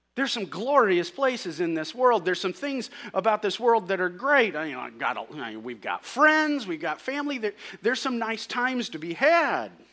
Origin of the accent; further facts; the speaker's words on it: St. Louis, Missouri, United States; we're from Saint Louis and used to it